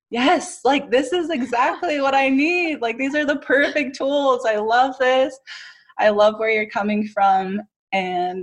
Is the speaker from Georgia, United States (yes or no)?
no; Utah, United States; also born or lived in Hawaii; I actually grew up in Utah